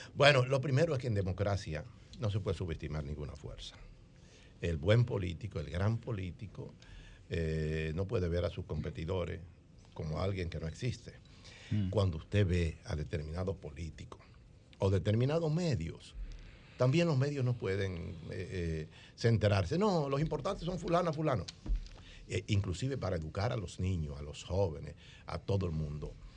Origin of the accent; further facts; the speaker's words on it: Monte Cristi, Dominican Republic; moved away; vine de Montecristi, la línea noroeste, la tierra de historia